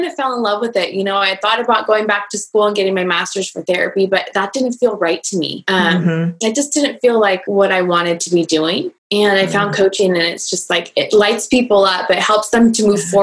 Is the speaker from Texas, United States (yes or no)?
no; Northern California, United States; I was born and raised here in Northern California, and I just love it here